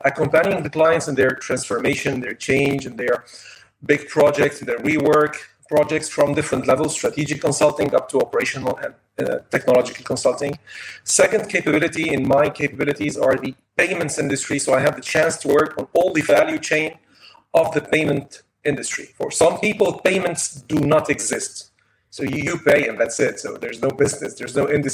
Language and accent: English; Lebanon; moved away as an adult; now in France; I'm from Lebanon also. I worked in Lebanon, studied in Lebanon, then came to France, and today I'm in France.